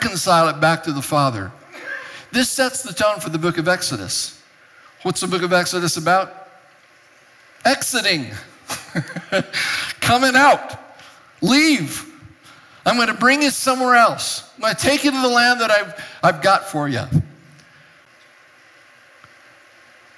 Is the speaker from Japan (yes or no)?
yes; Japan; moved away as an adult; also born or lived in Europe; I was born and raised in Japan. I didn't come to this country till I was 19 years old